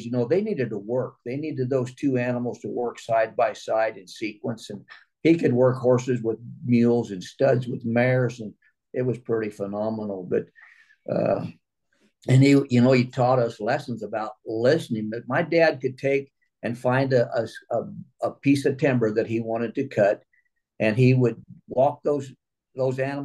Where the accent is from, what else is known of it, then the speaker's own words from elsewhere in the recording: Missouri, United States; now in California, United States; originally from Missouri. We're 100 miles south of St. Louis.